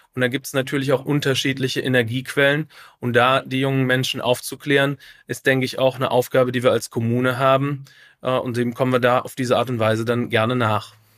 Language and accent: German; Troisdorf, North Rhine-Westphalia, Germany; ich bin ja Spicherjung, also ein Spicher Bleimops